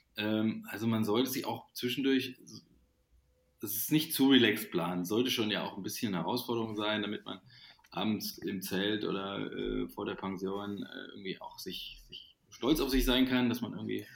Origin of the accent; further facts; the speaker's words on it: Thuringia, Germany; now in Cologne, Germany; die wir in Thüringen in meiner Heimat gemacht haben, im Frauenwald